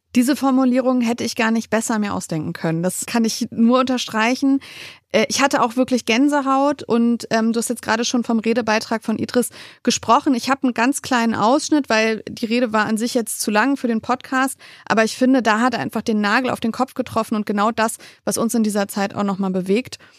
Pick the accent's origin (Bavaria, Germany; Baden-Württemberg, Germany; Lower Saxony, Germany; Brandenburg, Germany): Lower Saxony, Germany; Wolfsburg; in meiner Heimatstadt Wolfsburg